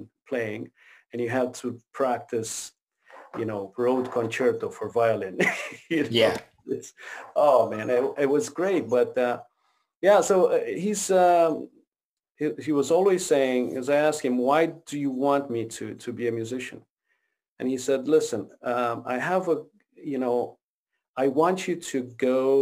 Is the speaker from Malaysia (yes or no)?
no; Romania; English is a second language; also born or lived in Quebec, Canada; now in Ontario, Canada; I grew up in Romania